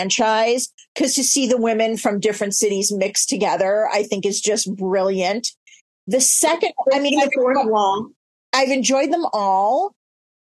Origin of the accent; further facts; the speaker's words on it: Chicago, Illinois, United States; I'm Chicago, born and bred